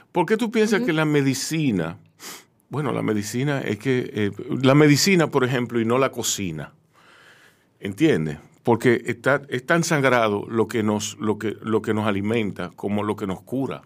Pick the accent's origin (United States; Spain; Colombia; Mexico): United States; New York; now in Dominican Republic; yo soy de Nueva York